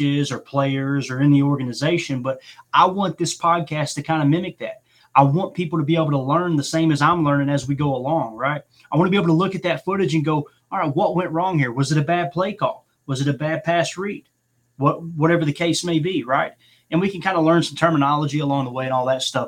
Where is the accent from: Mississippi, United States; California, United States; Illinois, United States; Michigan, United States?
Illinois, United States; Chicago; I grew up in Chicago in the 90s